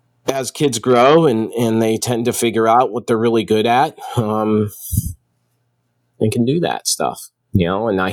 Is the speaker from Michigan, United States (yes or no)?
yes; outside the Detroit area, Michigan, United States; I grew up outside the Detroit area